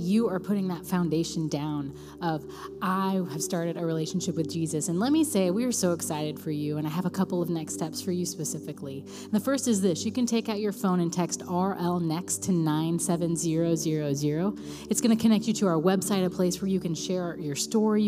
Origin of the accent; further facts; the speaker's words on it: Raytown, Missouri, United States; I'm from Raytown. I don't say y'all